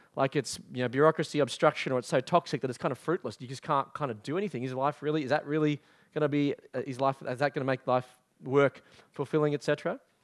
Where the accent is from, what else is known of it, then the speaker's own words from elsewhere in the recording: Australia; also born or lived in England; I was an Australian living in England